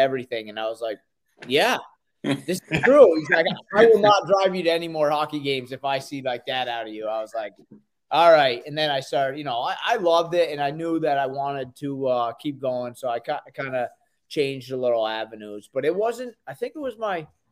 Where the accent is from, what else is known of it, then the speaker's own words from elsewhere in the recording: Vermont, United States; I grew up in Vermont.